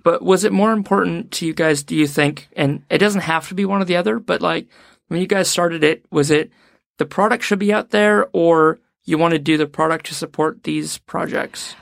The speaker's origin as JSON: {"language": "English", "country": "New Zealand"}